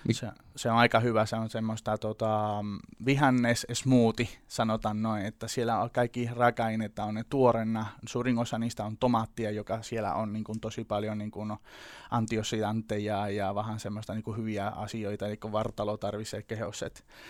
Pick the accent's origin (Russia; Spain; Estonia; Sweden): Spain; Seville, Andalusia; Finnish is a second language; moved away; Mä oon tota Sevillasta kotoisin, ihan siellä Andalusiassa etelässä Espanjassa